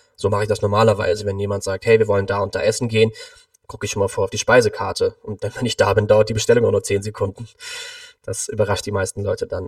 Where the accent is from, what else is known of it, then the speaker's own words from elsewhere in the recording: Cologne, North Rhine-Westphalia, Germany; Ich komme aus Köln, bin aktuell 29 Jahre alt